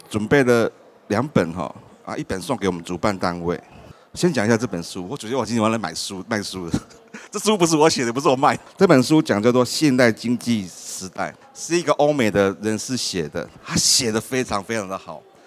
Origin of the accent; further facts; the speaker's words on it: Taiwan; 因为我们台湾人有身份证